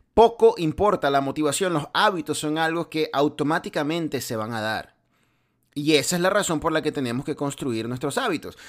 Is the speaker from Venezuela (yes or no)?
yes; Venezuela; now in United States; de donde yo vengo en Venezuela